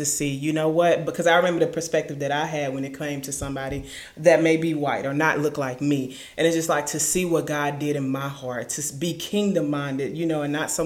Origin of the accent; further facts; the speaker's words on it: Lecompte, Louisiana, United States; moved away as an adult; also born or lived in Ruston, Louisiana; I'm originally from LeCount, Louisiana